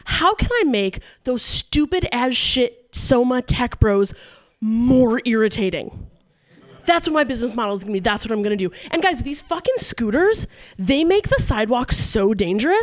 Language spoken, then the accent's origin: English; East Coast, United States; now in San Francisco, United States; I'm from the East Coast